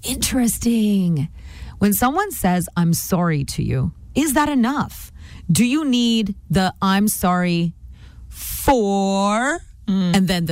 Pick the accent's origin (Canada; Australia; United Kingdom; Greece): Canada; Hi, I'm very Canadian.